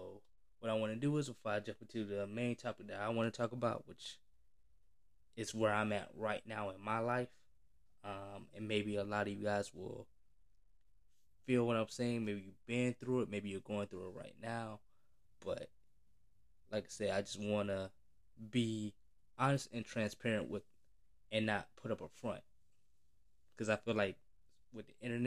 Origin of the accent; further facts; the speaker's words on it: Florida, United States; I'm from Florida